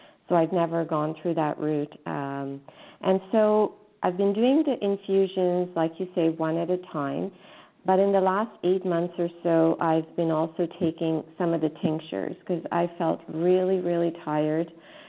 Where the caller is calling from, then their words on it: Canada; I'm calling from Canada